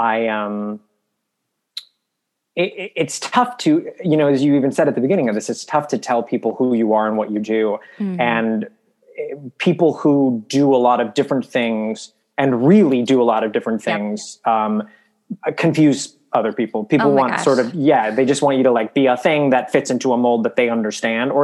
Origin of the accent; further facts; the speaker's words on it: Milwaukee, Wisconsin, United States; moved away; I grew up in Milwaukee